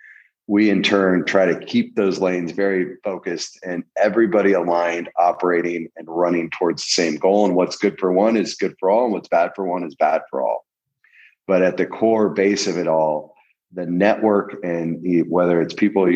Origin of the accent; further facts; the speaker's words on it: El Centro, California, United States; I grew up in El Centro, California, right on the Mexican border